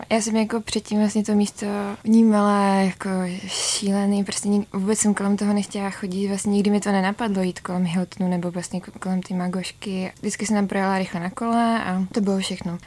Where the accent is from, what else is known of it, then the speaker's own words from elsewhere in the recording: Brno, South Moravian Region, Czechia; jsem z Brna